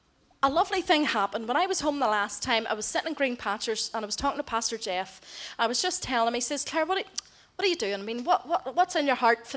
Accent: Ireland; now in Philippines; I'm Irish

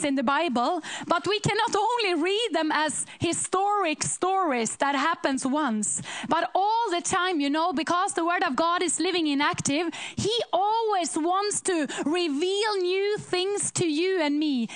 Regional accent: Sweden; We come from Sweden to preach in churches

